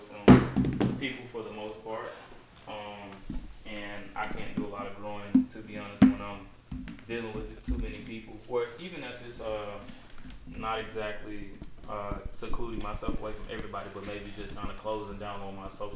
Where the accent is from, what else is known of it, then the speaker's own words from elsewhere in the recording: Memphis, Tennessee, United States; moved away as an adult; also born or lived in Knoxville, Tennessee; now in Houston, United States; From Memphis, went to the University of Tennessee, Knoxville, graduated December 2021, so I've been in Houston now for a year and a half.